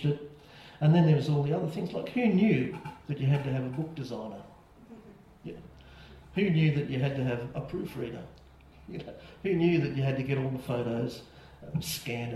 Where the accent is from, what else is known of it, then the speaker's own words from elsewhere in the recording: Maitland, New South Wales, Australia; I grew up in Maitland